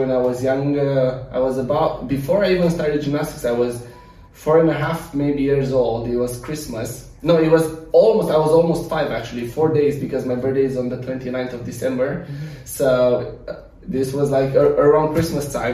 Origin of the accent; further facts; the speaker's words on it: Romania; moved away as an adult; also born or lived in United States; now in Dubai, United Arab Emirates; I'm from Romania.